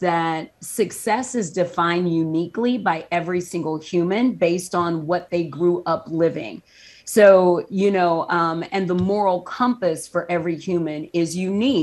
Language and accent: English; the South, United States; I grew up in the South